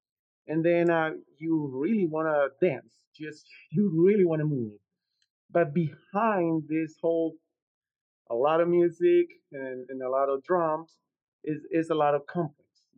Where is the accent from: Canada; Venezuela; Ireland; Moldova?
Venezuela; moved away; I'm from Venezuela. Okay. And back there, I grew up playing music, traditional music from my city.